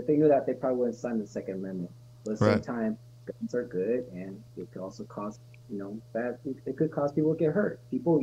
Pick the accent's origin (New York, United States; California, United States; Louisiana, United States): California, United States; also born or lived in Las Cruces, New Mexico; But I'm born and raised in California, graduated in Cali